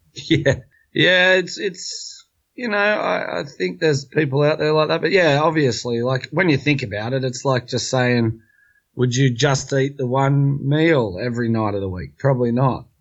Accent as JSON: {"language": "English", "country": "Australia", "tie": "born or raised there", "said": "We're from Australia and it's always sort of driven down your throat as an Aussie when you grow up"}